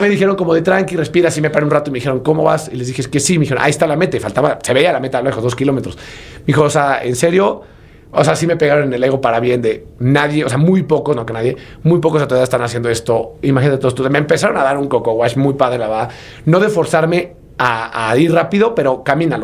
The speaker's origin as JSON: {"language": "Spanish", "region": "Puebla", "country": "Mexico", "tie": "born or raised there", "said": "yo soy originario de Puebla"}